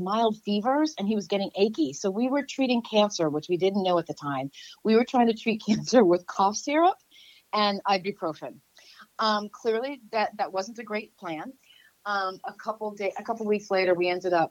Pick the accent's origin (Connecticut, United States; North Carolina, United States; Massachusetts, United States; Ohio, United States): Connecticut, United States; Westport; also born or lived in New York City, New York; now in Los Angeles, United States; I grew up in Westport, Connecticut, which is a suburb of New York City